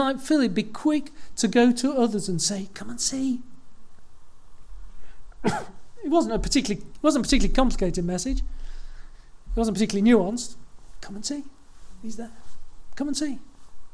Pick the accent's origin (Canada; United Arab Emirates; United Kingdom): United Kingdom; Leeds, Yorkshire and the Humber; I was born in Leeds